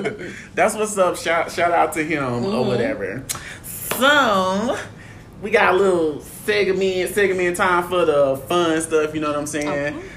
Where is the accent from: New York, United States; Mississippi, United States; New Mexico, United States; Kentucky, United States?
Mississippi, United States; I'm from Mississippi